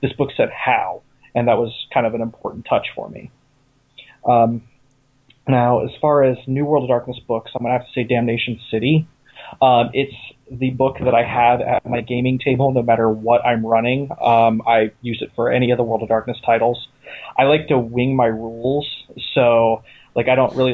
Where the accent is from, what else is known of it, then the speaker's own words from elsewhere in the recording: Ohio, United States; also born or lived in California; now in Pennsylvania, United States; I'm not originally from Pennsylvania. I come from Ohio. I mostly lived in California. I just recently moved here with my wife